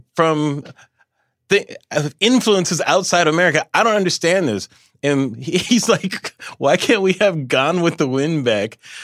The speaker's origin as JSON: {"language": "English", "town": "Los Angeles", "region": "California", "country": "United States", "said": "I'm from Los Angeles, so it was always entertainment"}